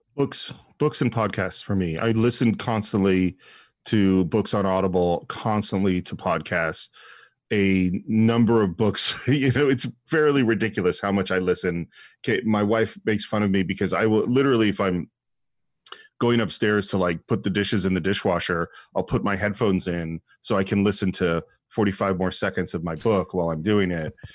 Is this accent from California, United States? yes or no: yes; San Francisco Bay Area, California, United States; moved away as an adult; now in Los Angeles, United States; the influence of growing up in the San Francisco Bay Area is huge on me.